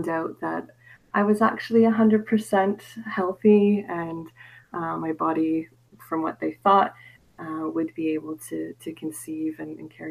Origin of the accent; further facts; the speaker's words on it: Canada; I am from Canada